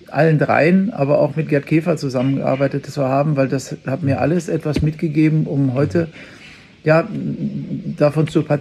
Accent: Bavaria, Germany; bei uns in Bayern sagt man ja die Semmeln oder die Brötchen

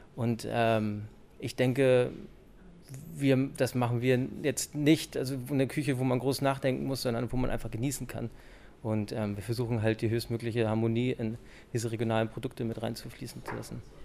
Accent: Schleswig-Holstein, Germany; now in Hamburg, Germany; Ich bin halt ein Hamburger Junge und bin in Schleswig-Holstein aufgewachsen.

